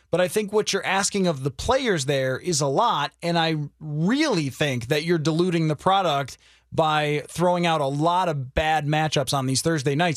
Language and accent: English; the East, East Coast, United States; moved away; was growing up on the East